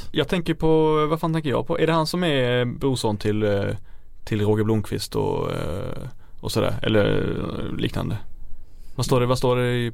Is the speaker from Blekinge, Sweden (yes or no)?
yes; Blekinge, Sweden; jag kommer från eh, Sveriges Baskien, Sveriges Norrland, eh, Blekinge